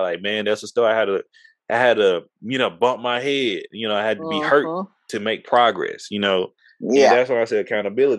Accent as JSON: {"language": "English", "region": "Texas", "country": "United States", "said": "we're from Texas"}